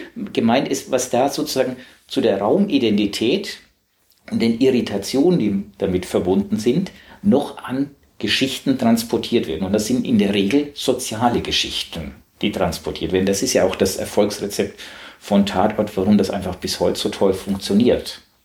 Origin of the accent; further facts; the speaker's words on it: Southern Germany, Germany; accent: süddeutscher Akzent; now in Hamburg, Germany; ich komme aus Süddeutschland. Ich habe selber als Kind um acht Uhr morgens Hamburger Hafenkonzert gehört